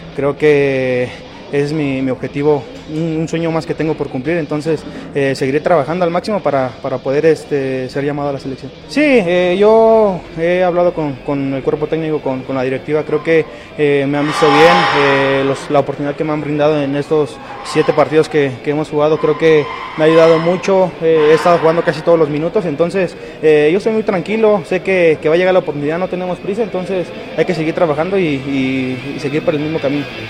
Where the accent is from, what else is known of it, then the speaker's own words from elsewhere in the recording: Mexico; como mexicanos y como jóvenes promesas